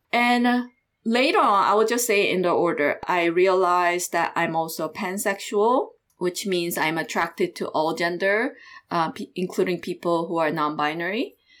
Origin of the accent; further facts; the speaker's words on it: South Korea; moved away as an adult; also born or lived in Iowa; I grew up in South Korea until, like, high school year.